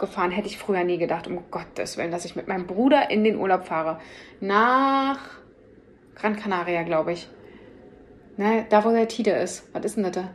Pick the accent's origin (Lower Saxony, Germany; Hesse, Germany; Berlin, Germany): Berlin, Germany; ich bin halt auch ein Berliner Mädchen